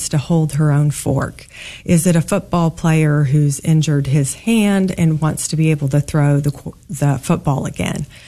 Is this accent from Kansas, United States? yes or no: yes; Kansas, United States; also born or lived in St. Louis, Missouri; I was born in St. Louis, middle of three kids, and grew up mostly in Kansas